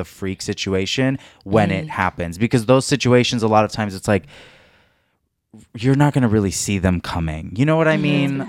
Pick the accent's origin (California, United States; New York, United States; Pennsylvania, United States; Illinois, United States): California, United States; that's how you know we're all from SoCal